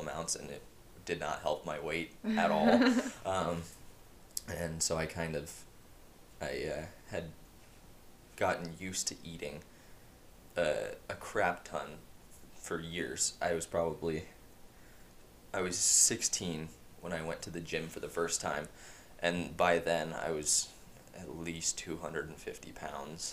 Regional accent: Yakima, Washington, United States; I was born and raised in Yakima, Washington.

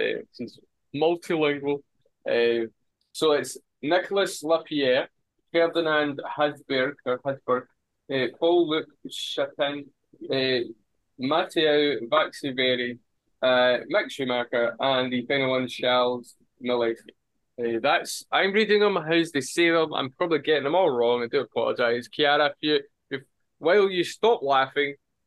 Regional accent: Scotland, United Kingdom; I'm Scottish

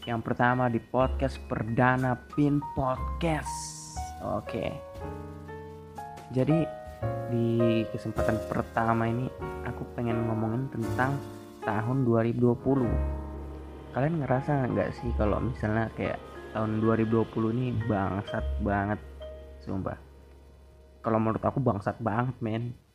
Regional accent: Kalimantan, Indonesia; Jadi aku bukan Jakarta ya, aku dari Kalimantan. Jadi manggil ngomongnya aku aja aku.

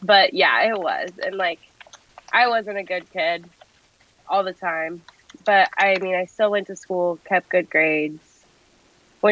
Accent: Iowa, United States; I've lived in Iowa my whole life. Mm-hmm. In just a little tiny town

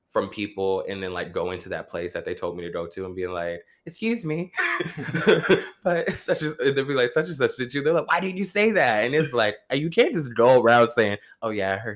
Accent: New York, United States; i'm from new york you're from New York. The suburbs, though.

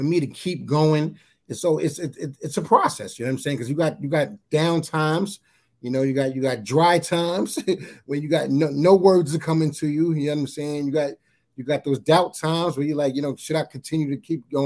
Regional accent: New York City, New York, United States; moved away as an adult; now in Lakeland, United States; I'm from Staten Island, New York. New York City is my home.

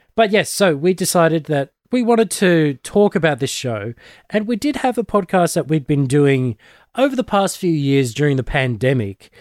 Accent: Australia; I'm one of the Aussie nerds

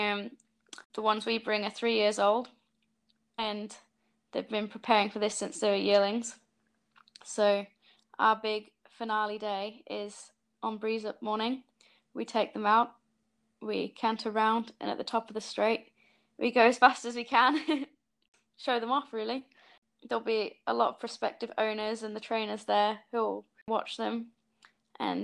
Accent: Yorkshire and the Humber, United Kingdom; moved away as an adult; now in New Zealand; I'm originally from Yorkshire, but for the last 5.5 years, I've been living in New Zealand

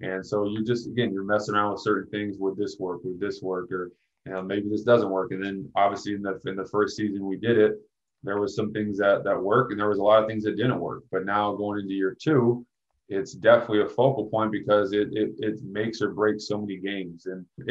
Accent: Oregon, United States; moved away; I'm from the States myself, being from Oregon

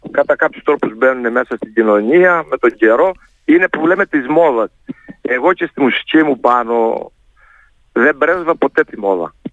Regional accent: Heraklion, Crete, Greece; πάντα είναι ο τόπο μου. Το Ηράκλειο και η Κρήτη

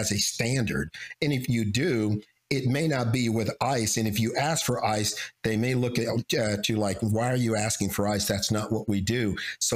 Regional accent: United States; we Americans

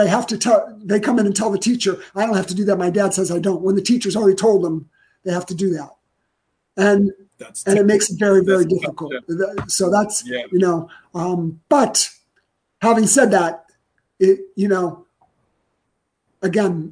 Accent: Ohio, United States; I grew up in Ohio

